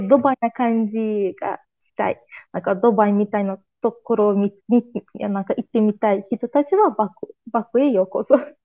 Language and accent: Japanese; Azerbaijan; Japanese is a second language; 31歳です。アズルバージョン人です